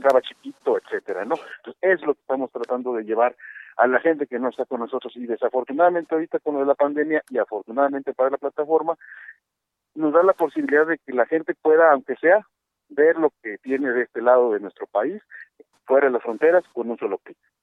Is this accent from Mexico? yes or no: yes; Mexico; nosotros como mexicanos